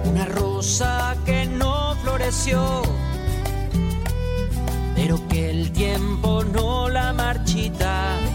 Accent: Colombia; now in Fredericton, Canada; soy colombiana, vivo en Fredericton

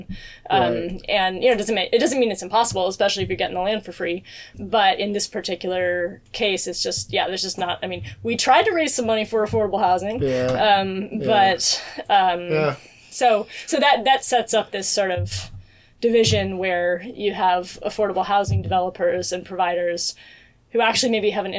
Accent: Binghamton, New York, United States; now in Seattle, United States; I grew up in Binghamton

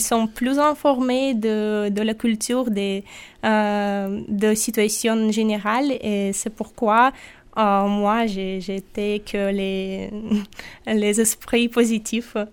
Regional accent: Sakhalin Oblast, Russia; French is a second language; now in Nîmes, France; je viens de Sakhalin, c'est l'île près du Japon.

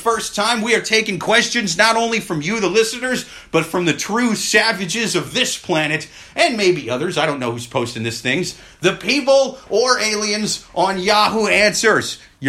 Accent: Midwest, United States; now in New York City, United States; I'm up from the Midwest

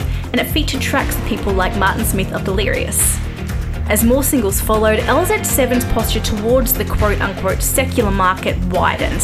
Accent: Australia; I'm Australian

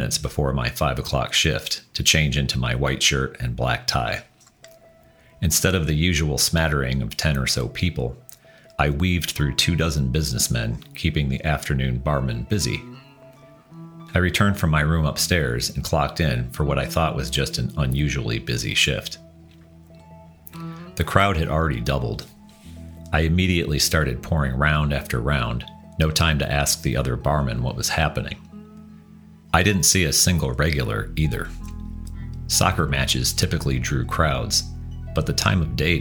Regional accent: United States; accent: American twang; My conspicuous American twang

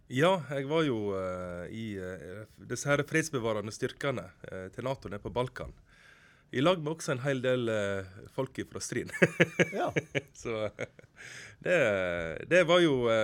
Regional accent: Utvik, Vestland, Norway; moved away as an adult; also born or lived in Oslo; Bruland, grenda der jeg kommer fra i Utvik

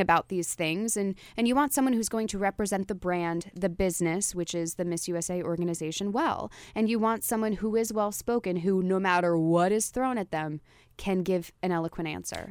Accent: New Jersey, United States; moved away as an adult; now in New York, United States; I'm from Jersey.

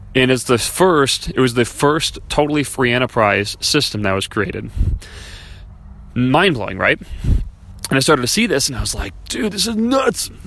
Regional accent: Chicago, Illinois, United States; I was raised in Chicago

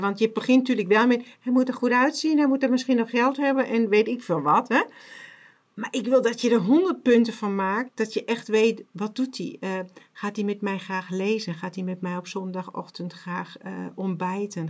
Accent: Germany; accent: German; Dutch is a second language; mijn Duits accent

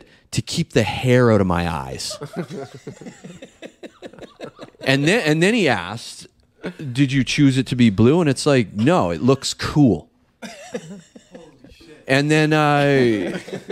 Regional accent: Canada; I'm Canadian. I'm a guest and a visitor in your country

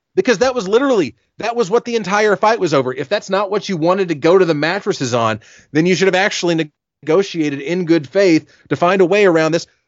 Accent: South Carolina, United States; my home state of South Carolina

